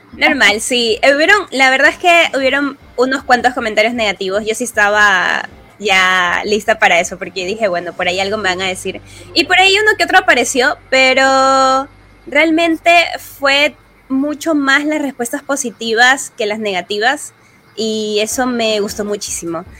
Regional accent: Guayaquil, Guayas, Ecuador; soy cosplayer de Guayaquil, Ecuador

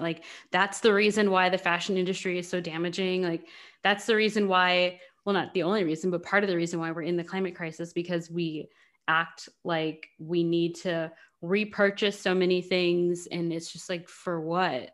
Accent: United States; we are both American and have not occupied, um, outside of America

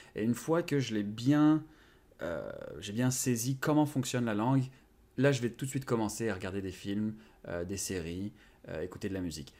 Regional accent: France; first language Japanese; moved away as an adult; now in Montreal, Canada; je suis né en France, donc c'est le français

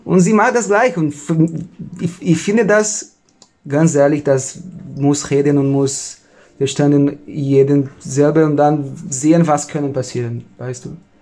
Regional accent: Novo Hamburgo, Rio Grande do Sul, Brazil; German is a second language; moved away as an adult; now in Germany

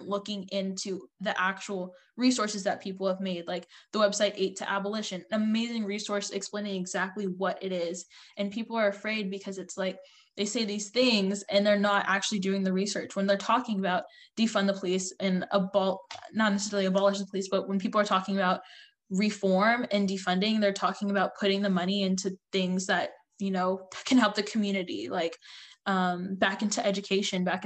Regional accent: United States; I'm like, I don't know, America.

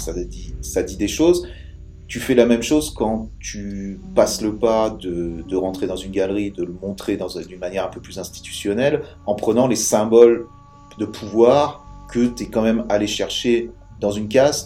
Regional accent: France; en tant que Français

